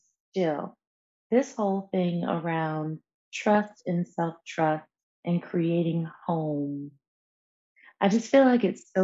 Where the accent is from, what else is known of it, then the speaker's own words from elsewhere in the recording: New York, United States; being born and raised in New York State, New York City was not far